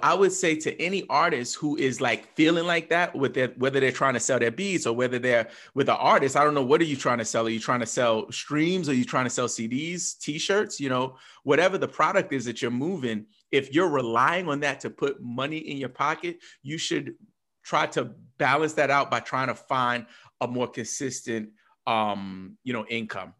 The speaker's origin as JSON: {"language": "English", "region": "New York", "country": "United States", "said": "me as a New Yorker"}